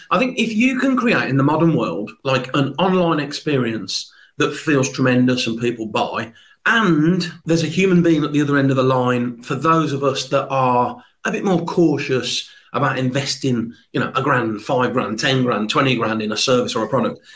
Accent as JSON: {"language": "English", "town": "Birmingham", "region": "West Midlands", "country": "United Kingdom", "said": "never underestimate a Brummie"}